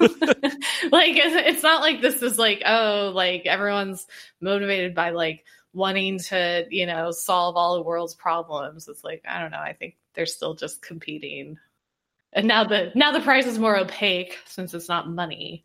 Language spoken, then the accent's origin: English; Indiana, United States; growing up in Indiana